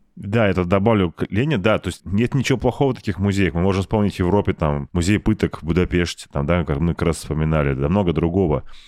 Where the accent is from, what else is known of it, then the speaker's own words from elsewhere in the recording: Saint Petersburg, Russia; у меня в Питере, да, ну, я же петербуржец